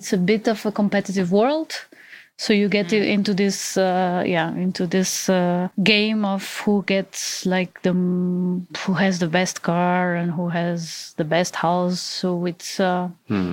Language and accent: English; Portugal; now in Germany; I'm from Portugal. I currently live in Germany and I'm 32 years old